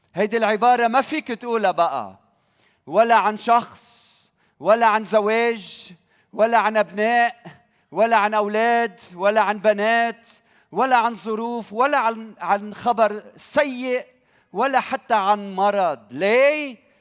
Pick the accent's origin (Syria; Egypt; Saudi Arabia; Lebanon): Lebanon; بلدنا لبنان